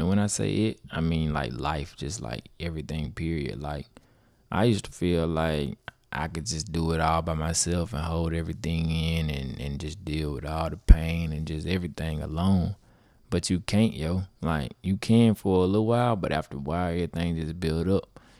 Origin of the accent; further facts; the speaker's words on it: Grenada, Mississippi, United States; from Grenada, Mississippi